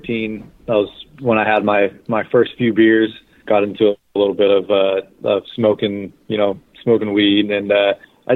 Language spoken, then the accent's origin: English; Bakersfield, California, United States; I'm from Bakersfield, California. I was born and raised here.